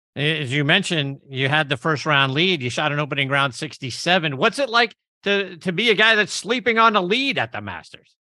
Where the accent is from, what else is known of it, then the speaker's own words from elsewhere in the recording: Pittsburgh, Pennsylvania, United States; just down the road from my hometown of Pittsburgh